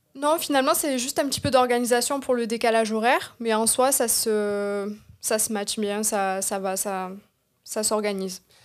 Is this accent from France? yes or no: yes; Marseille, Provence-Alpes-Côte d'Azur, France; je viens de Marseille. ben, j'ai grandi à Marseille